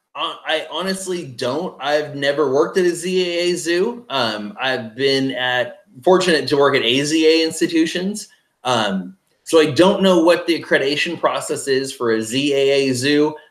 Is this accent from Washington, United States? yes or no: yes; base of Mount Rainier, Washington, United States; moved away; also born or lived in Flagstaff, Arizona / Texas; growing up in Washington State, the base of Mount Rainier